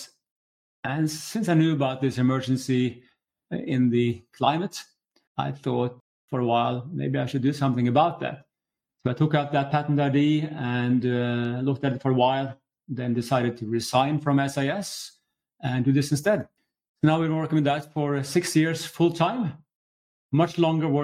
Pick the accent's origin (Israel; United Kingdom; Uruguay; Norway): Norway; moved away as an adult; now in Stockholm, Sweden; I'm from Norway myself, but living here for 20 years.